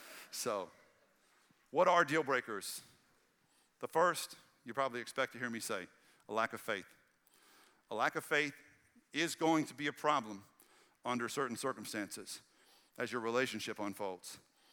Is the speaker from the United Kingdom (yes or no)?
no; Red Lick, Texas, United States; that's what I grew up with in Red Lick, Texas. We didn't get our seafood fresh daily. You know, like it was out in the sticks, and I was country poor.